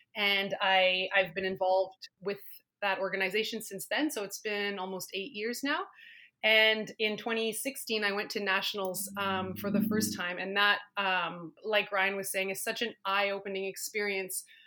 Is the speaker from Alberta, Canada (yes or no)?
no; Ottawa, Ontario, Canada; also born or lived in Yukon; now in Whitehorse, Canada; I was involved growing up in Ottawa